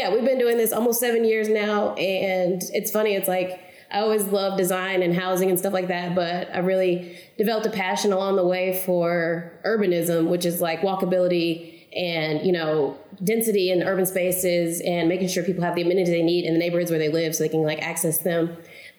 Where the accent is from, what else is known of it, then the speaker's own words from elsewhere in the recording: Oklahoma City, Oklahoma, United States; I'm from Oklahoma City, born and raised. I've never moved away.